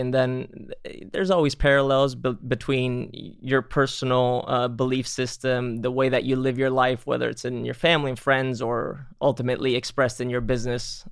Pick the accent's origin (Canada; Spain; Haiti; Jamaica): Spain; moved away; I grew up in Spain